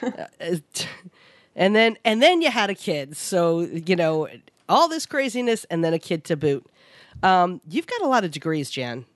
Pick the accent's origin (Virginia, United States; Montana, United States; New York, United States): New York, United States; New York City; I grew up in New York City.